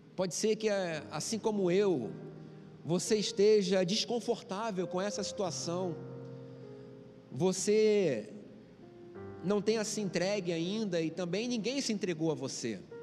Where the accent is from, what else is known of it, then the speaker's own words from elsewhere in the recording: Rio de Janeiro, Brazil; Sou carioca